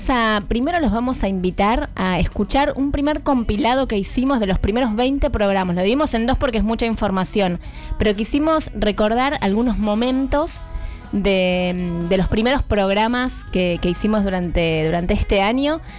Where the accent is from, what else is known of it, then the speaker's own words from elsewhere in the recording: Argentina; para que se me reconozca el lugar que merezco como mujer, como deportista, como argentina.